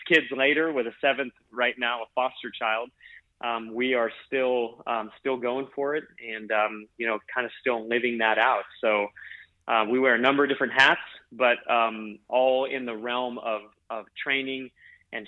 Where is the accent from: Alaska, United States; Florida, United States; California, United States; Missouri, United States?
Alaska, United States; moved away; also born or lived in Hawaii / Pennsylvania; my town that I grew up in Alaska would have fit on the field of any one of those stadiums that we've gathered. I just come from a tiny little town in Alaska